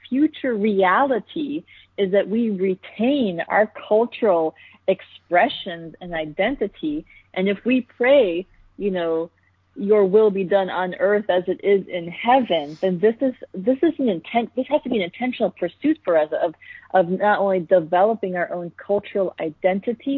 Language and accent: English; United States; my cultural identity as an Indian American